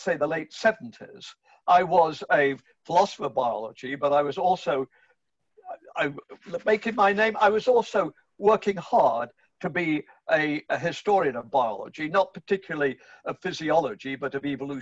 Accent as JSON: {"language": "English", "region": "England", "country": "United Kingdom", "tie": "born or raised there", "also_born_or_lived": "Canada", "moved": "as an adult", "lives_now": "Florida, United States", "said": "I grew up in England in the 1950s."}